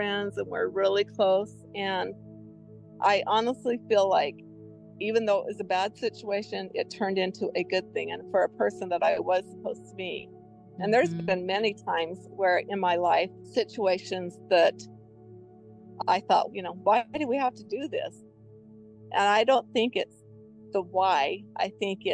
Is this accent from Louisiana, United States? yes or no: no; Utah, United States; I was from Utah and far away from home